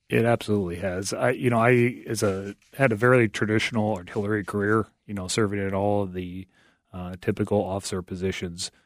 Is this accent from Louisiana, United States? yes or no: no; Iowa, United States; I joined the Iowa National Guard, uh, back in the mid-nineties, and my hometown unit happened to be an artillery unit